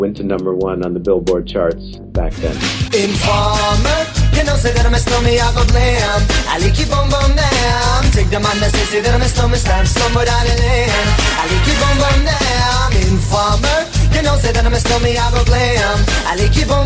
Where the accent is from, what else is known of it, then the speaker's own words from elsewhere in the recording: Toronto, Ontario, Canada; Growing up in Toronto